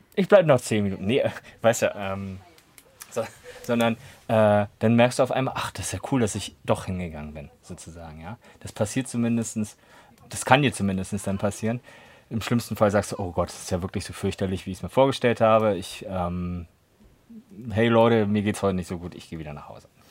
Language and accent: German; Berlin, Germany; moved away as an adult; now in Potsdam, Germany; Ansonsten bin ich ja auch Berliner. Zumindest damals gewesen so.